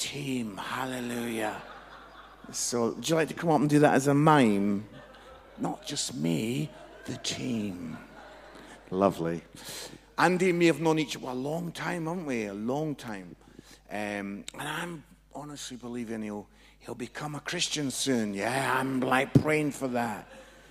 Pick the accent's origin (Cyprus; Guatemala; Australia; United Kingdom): United Kingdom; Edinburgh, Scotland; now in Nottingham, United Kingdom; I'm from Edinburgh, but I live in Nottingham now